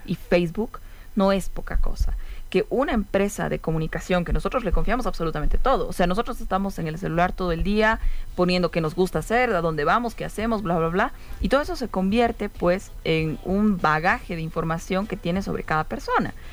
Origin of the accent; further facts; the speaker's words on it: Bolivia; como pueblo eh, boliviano